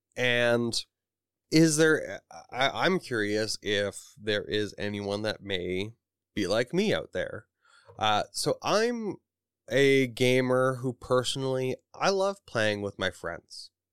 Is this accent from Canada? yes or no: yes; Canada; I am from Canada.